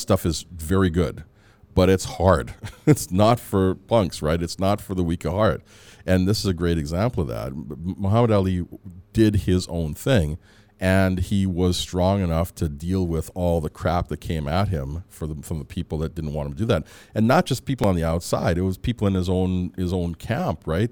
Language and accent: English; Edmonton, Alberta, Canada; also born or lived in Antigua / Calgary / Michigan / Chicago; I came here when I was about three or four, and so I grew up in Edmonton